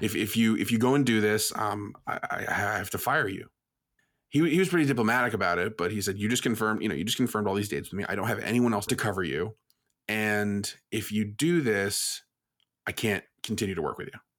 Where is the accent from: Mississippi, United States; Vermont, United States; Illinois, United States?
Vermont, United States; Burlington; I'm from Burlington, Vermont